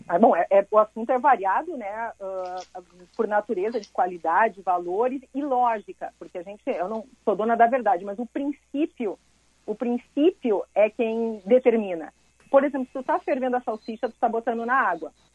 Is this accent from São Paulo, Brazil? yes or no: no; Montenegro, Rio Grande do Sul, Brazil; eu vinha de Montenegro